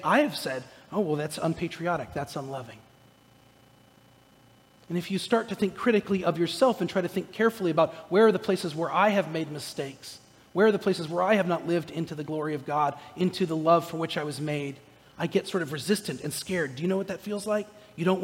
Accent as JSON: {"language": "English", "area": "Orange County", "region": "California", "country": "United States", "moved": "yes", "said": "I'm from Southern California. I'm from Orange County, California"}